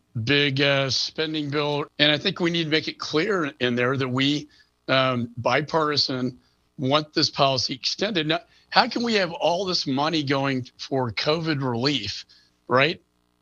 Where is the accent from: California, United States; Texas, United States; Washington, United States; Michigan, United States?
Texas, United States; Austin; my hometown in Austin